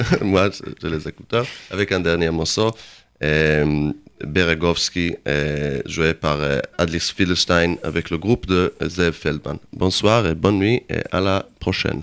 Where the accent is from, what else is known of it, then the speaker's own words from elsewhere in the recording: Jerusalem, Jerusalem District, Israel; also born or lived in Berlin; now in Paris, France; je lis du Yiddish, je viens de Jérusalem